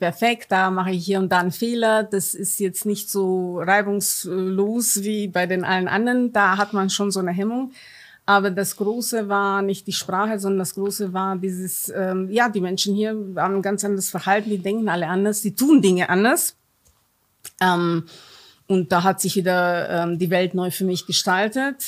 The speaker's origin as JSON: {"language": "German", "country": "Romania", "tie": "born or raised there", "second_language": "German", "moved": "yes", "lives_now": "Germany", "said": "Ich bin gebürtige Rumänin, bin im Kommunismus groß geworden"}